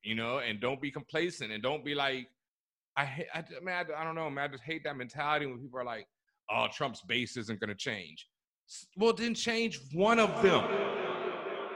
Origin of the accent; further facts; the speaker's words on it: Texas, United States; growing up in Texas